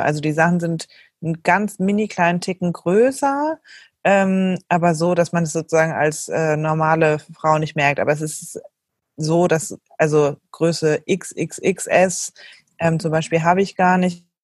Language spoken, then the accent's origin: German; Germany; moved away as an adult; also born or lived in Switzerland / Berlin; bin aber gebürtige Deutsche